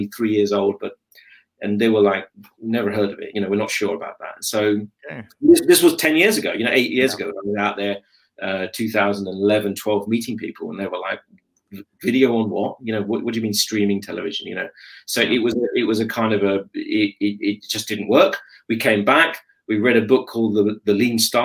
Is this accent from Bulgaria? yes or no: no; London, United Kingdom; I'm born in London. I'm very proudly British. I'm a Londoner.